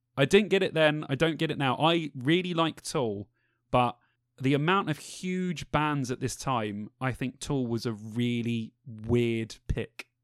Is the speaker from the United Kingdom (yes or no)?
yes; London, United Kingdom; we're all from London.